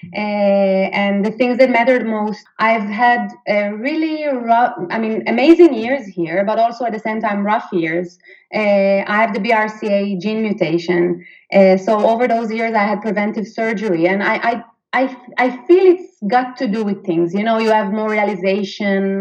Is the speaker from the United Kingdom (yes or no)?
no; Israel; moved away as an adult; now in Sweden; I'm actually from Israel, so I'm 100% Israeli living in Sweden